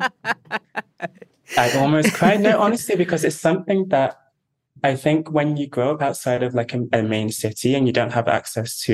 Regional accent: Manchester, North West England, United Kingdom; growing up in Manchester

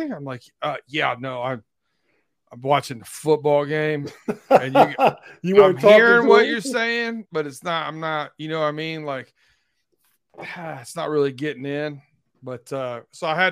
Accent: Lima, Ohio, United States; I grew up, you know, we grew up in Lima, Ohio.

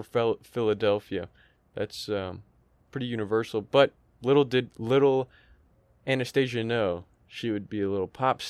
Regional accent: Canada; I'm Canadian, well, dude.

